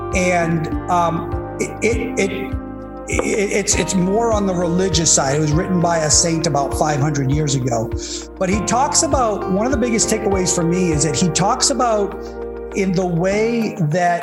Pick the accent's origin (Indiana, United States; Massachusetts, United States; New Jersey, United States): Massachusetts, United States; Boston; growing up in Boston